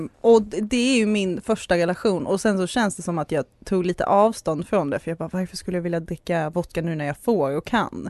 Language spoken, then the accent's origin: Swedish; Skåne, Sweden; jag har ju nämnt nu en gång redan att jag är skåning